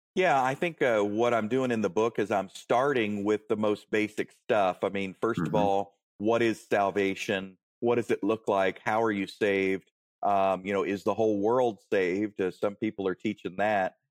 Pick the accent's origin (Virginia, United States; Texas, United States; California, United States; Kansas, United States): Virginia, United States; Warrenton; I grew up in Warrenton, Virginia, near near Manassas, uh, Gainesville, that that sort of area